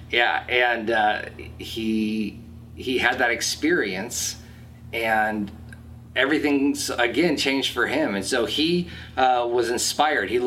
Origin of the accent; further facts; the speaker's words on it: Lake Forest, United States; also born or lived in Wisconsin; although I was born in Wisconsin and we moved around a lot when I was a kid, I spent most of my life here in Lake Forest.